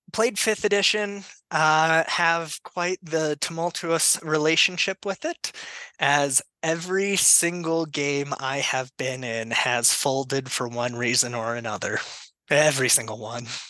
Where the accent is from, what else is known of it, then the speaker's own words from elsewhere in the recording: Colorado, United States; also born or lived in Denver metro; I am from Colorado, been here pretty much my whole life. Uh, grew up out in the middle of nowhere